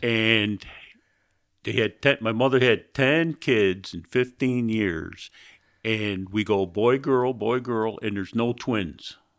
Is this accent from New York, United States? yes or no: yes; Greece, New York, United States; I was born in Greece, Greece, New York, which is outside of Rochester there